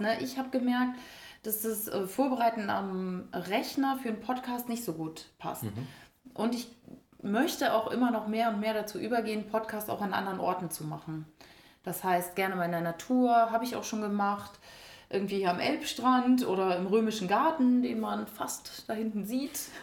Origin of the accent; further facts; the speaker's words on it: Schleswig-Holstein, Germany; Ja, ich bin schon als kleines Mädchen auf Bäume geklettert, höher als die Jungs teilweise. Also wirklich okay. durch, durch Wiesen, wo es hieß, da sind aber Schlangen. Also in Schleswig-Holstein